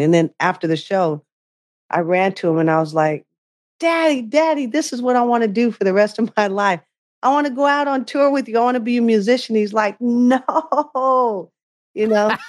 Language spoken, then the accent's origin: English; Bay Area, California, United States; growing up in the Bay Area